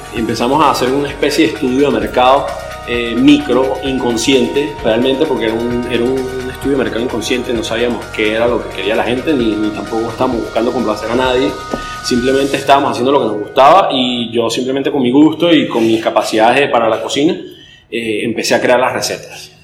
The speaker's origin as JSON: {"language": "Spanish", "town": "San Cristóbal", "region": "Táchira", "country": "Venezuela", "moved": "as an adult", "lives_now": "Caracas, Venezuela", "said": "soy de San Cristóbal, me vine para acá a Caracas para empezar la universidad hace tres años y medio"}